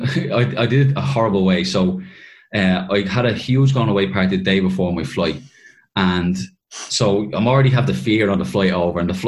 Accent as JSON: {"language": "English", "town": "Dublin", "region": "Leinster", "country": "Ireland", "also_born_or_lived": "Kentucky, United States", "moved": "as an adult", "said": "I was moving from Dublin to essentially the equivalent of Cavan in America"}